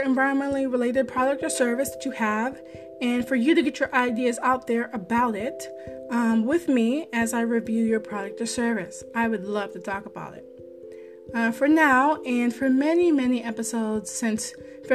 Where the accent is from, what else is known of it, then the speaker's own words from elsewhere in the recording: Maryland, United States; I'm a Marylander